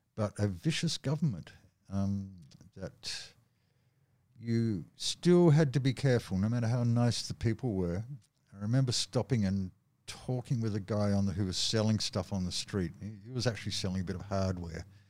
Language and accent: English; Australia; From Australia